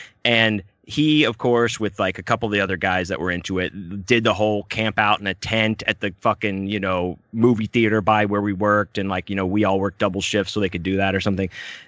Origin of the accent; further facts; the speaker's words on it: Texas, United States; I'm from Texas.